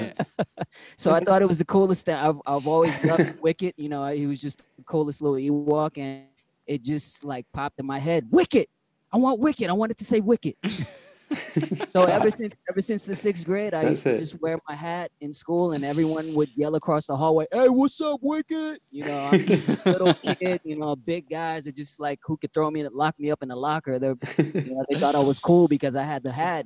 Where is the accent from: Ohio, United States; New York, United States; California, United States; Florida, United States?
California, United States; San Francisco; born and raised in San Francisco